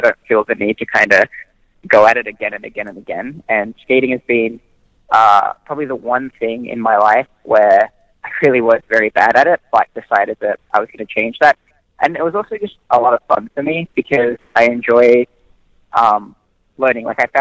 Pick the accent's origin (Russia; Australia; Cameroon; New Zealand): Australia; growing up in Australia, we're just a very sports-heavy country in general